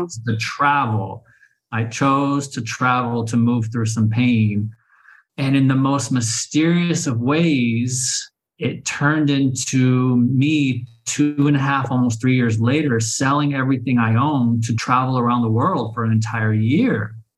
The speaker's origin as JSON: {"language": "English", "town": "Oklahoma City", "region": "Oklahoma", "country": "United States", "tie": "born or raised there", "moved": "as an adult", "lives_now": "Sayulita, Mexico", "said": "I was born and raised in Oklahoma City, Oklahoma"}